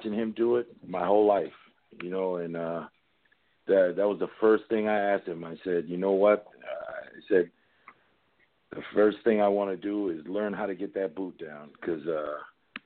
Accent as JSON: {"language": "English", "town": "New York City", "region": "New York", "country": "United States", "tie": "born or raised there", "moved": "yes", "lives_now": "Norfolk, Virginia, United States", "said": "growing up in New York City, you know, I grew up in Queens, New York"}